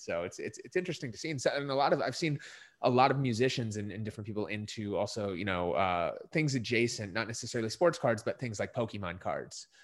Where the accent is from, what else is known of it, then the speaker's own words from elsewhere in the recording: Minnesota, United States; moved away; I grew up in Minnesota